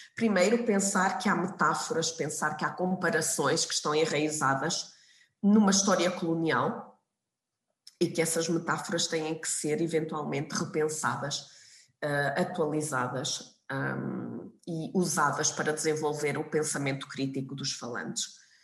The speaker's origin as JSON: {"language": "Portuguese", "country": "Portugal", "tie": "born or raised there", "moved": "yes", "lives_now": "Hamburg, Germany", "said": "eu lembro-me quando era quando era pequena, estava em Portugal"}